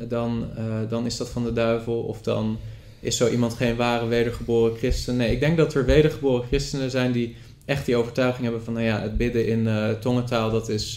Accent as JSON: {"language": "Dutch", "town": "Rotterdam", "region": "South Holland", "country": "Netherlands", "tie": "born or raised there", "said": "ik ben opgegroeid in de evangelische ja. wereld. De volle evangelische gemeente, of een lokale volle evangelische gemeente, wat kleinere gemeente in Rotterdam."}